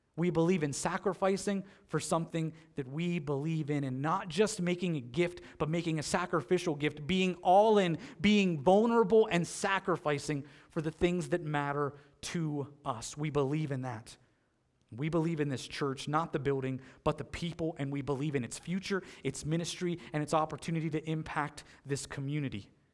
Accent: Pennsylvania, United States; moved away as an adult; now in North Collins, United States; I grew up in Pennsylvania.

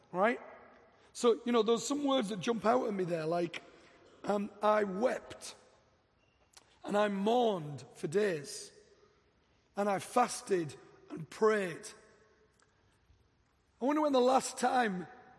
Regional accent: England, United Kingdom; moved away as an adult; also born or lived in Dallas; now in Denver, United States; I'm from England. I've been in America 3 years

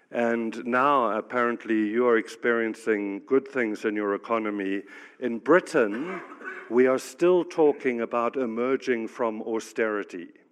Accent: South Africa; moved away; I'm actually African. I grew up in South Africa. I've lived around the world

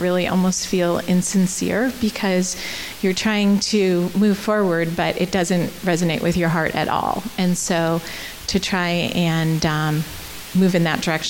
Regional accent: United States; moved away as an adult; also born or lived in Canada; I'm American

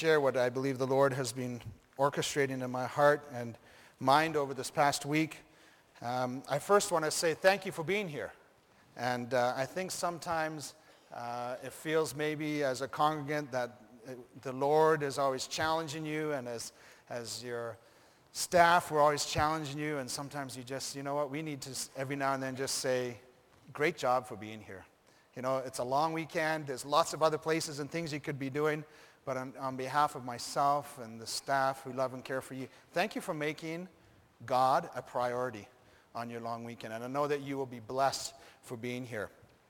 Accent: Rift Valley, Kenya; Then I thought of growing up in Africa, in Kenya, and going to high school at Rift Valley Academy.

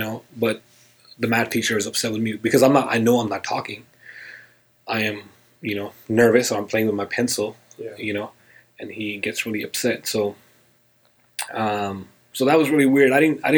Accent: India; now in United States; Okay, well, I was born and raised in India. I moved to the United States in 2001. It all began for me in India, really.

